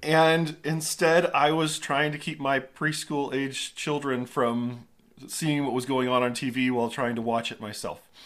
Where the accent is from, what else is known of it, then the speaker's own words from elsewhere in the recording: Southern California, United States; I grew up in Southern California